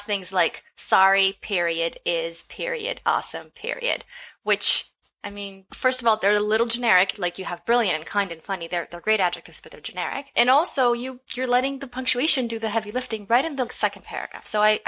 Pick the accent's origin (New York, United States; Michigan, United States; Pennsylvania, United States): Michigan, United States; now in Texas, United States; Born and raised in Michigan, my writing contains a mix of Midwestern and Southern influences centered on the African-American experience.